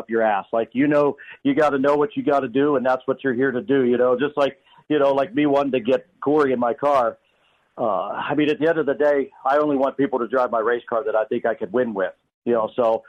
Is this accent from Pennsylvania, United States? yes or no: yes; Pennsylvania, United States; I'm from the slow end of Pennsylvania